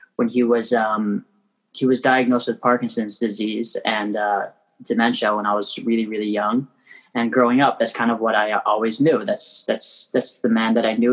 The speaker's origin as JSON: {"language": "English", "town": "Toronto", "region": "Ontario", "country": "Canada", "tie": "born or raised there", "moved": "as an adult", "lives_now": "Crown Heights, Brooklyn, United States", "said": "I was born and raised in Toronto. I live in Crown Heights now"}